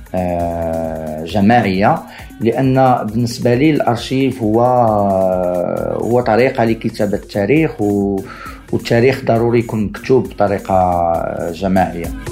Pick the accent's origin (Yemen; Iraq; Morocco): Morocco; انا صراحة كمغربي مستقر في المغرب